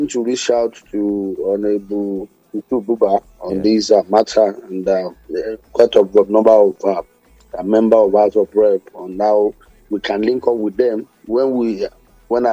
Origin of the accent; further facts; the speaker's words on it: Nigeria; as a Nigerian